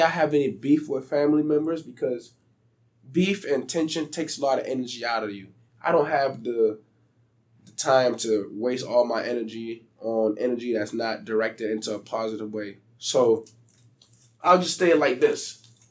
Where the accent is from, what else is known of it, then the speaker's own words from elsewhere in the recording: Beaufort, South Carolina, United States; growing up in South Carolina